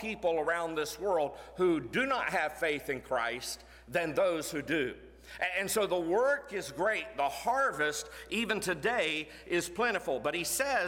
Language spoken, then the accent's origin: English; Florida, United States; moved away as an adult; now in Tennessee, United States; I was born in Florida, grew up in Florida most of my life. Grew up 30 minutes from the University of Florida